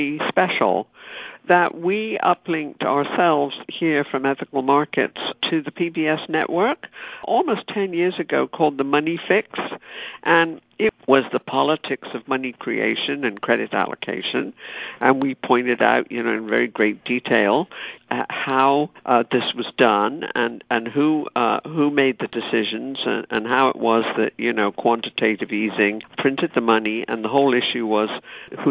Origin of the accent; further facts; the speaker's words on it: United Kingdom; moved away; I was growing up in Britain